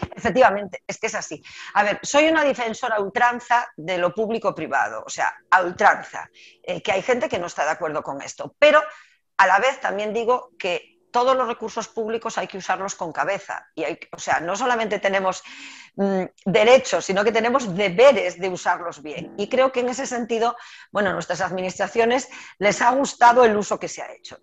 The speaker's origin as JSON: {"language": "Spanish", "region": "Galicia", "country": "Spain", "said": "como gallega no voy a ser capaz"}